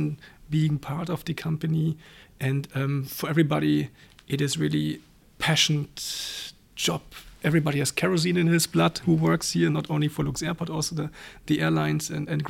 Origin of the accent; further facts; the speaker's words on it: East Germany, Germany; moved away as an adult; also born or lived in Berlin / Frankfurt; now in Luxembourg; I was born in East Germany